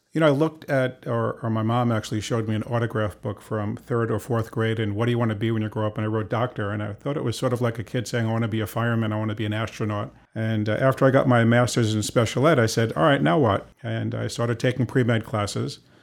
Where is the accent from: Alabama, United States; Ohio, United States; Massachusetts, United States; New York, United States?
New York, United States; New York City; also born or lived in Cleveland; started out in Queens, been there for most of my life